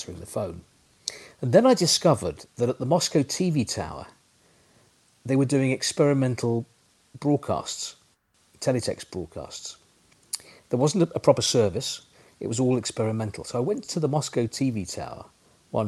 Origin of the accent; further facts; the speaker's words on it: London, United Kingdom; moved away; also born or lived in Leeds; I'm from North London